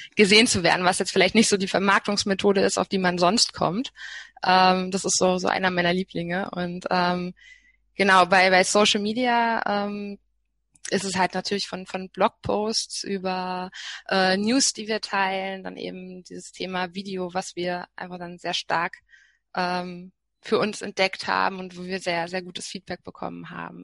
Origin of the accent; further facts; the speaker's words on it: Berlin, Germany; als Berlinerin